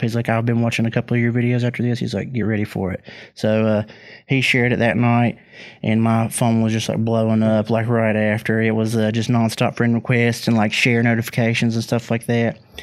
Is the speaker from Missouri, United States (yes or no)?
no; West Virginia, United States; people that are from my home state